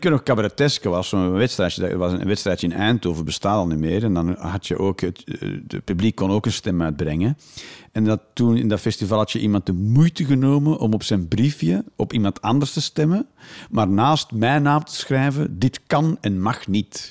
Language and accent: Dutch; Flanders, Belgium; now in Netherlands; als Vlaming in Nederland